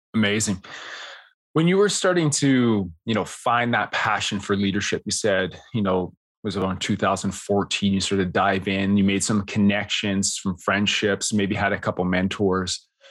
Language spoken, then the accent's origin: English; Canada; I'm Canadian